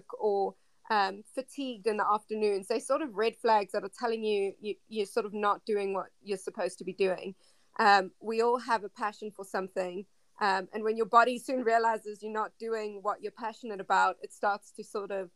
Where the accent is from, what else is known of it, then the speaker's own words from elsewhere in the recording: South Africa; moved away; Yeah, so I am originally from South Africa.